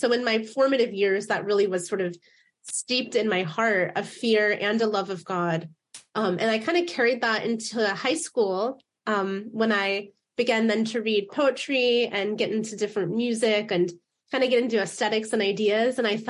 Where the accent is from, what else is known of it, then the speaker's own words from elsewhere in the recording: Fort Wayne, Indiana, United States; now in Seattle, United States; I grew up in Fort Wayne in the northeast part of the state. Then when we moved to Seattle